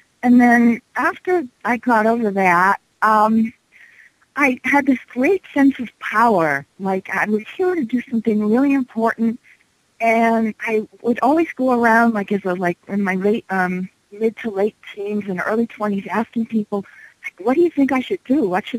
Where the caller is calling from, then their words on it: Denver, Colorado, United States; I'm calling from Denver.